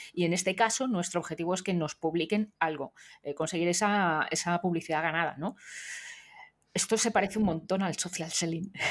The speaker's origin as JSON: {"language": "Spanish", "town": "Madrid", "region": "Community of Madrid", "country": "Spain", "tie": "born or raised there", "said": "en mi pueblo, que es el mismo pueblo de, Nuria Prieto, de, Madrid"}